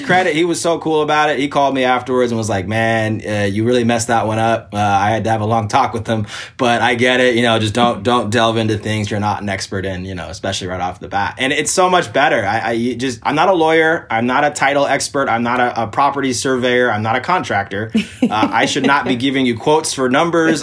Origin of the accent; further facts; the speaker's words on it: Portland, Oregon, United States; So I'm from Portland, Oregon